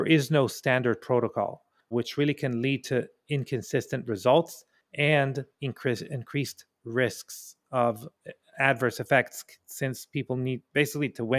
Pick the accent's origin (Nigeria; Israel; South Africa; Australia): Israel; moved away; I'm from Israel originally